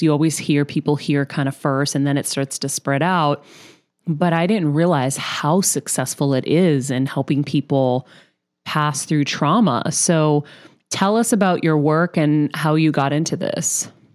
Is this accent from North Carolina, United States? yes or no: no; Massachusetts, United States; now in Los Angeles, United States; my home state of Massachusetts